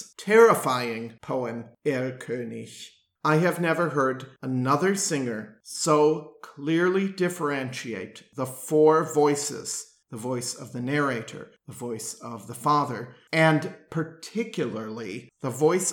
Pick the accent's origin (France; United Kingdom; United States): United States; Milwaukee, Wisconsin; my hometown of Milwaukee